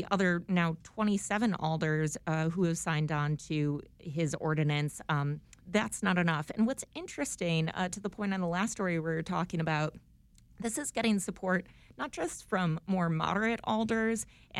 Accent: Buffalo, New York, United States; now in Chicago, United States; I'm from Buffalo, so 40 degrees is spring.

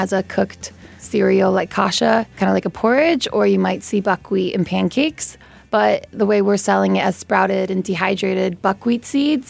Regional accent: Chicago, Illinois, United States; moved away as an adult; also born or lived in Sydney, Australia; I'm from Chicago

